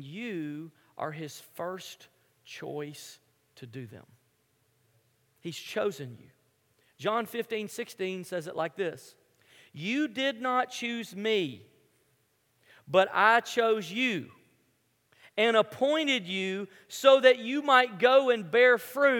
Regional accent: Memphis, Tennessee, United States; moved away; I grew up in Memphis, which is a basketball city

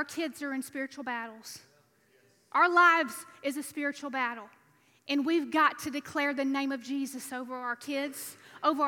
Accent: Alabama, United States; moved away as an adult; now in Louisiana, United States; I was raised in Alabama

